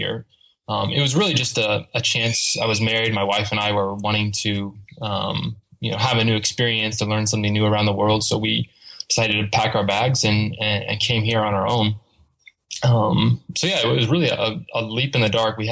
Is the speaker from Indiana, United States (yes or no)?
yes; Indiana, United States; moved away as an adult; now in Chennai, India; I'm from the U.S. I come from the state of Indiana. And I grew up pretty much there my whole life